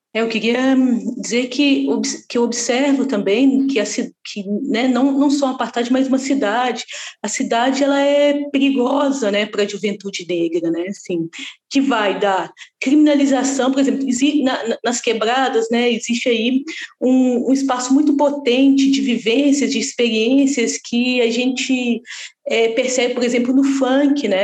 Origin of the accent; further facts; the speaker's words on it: Lagoinha, Minas Gerais, Brazil; eu sou nascida e criada ali na Lagoinha